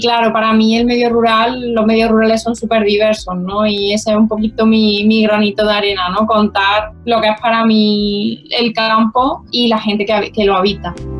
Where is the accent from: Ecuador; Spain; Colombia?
Spain; Córdoba, Andalusia; yo nací en Córdoba, mis hermanos también en la ciudad, y yo empiezo a ir al colegio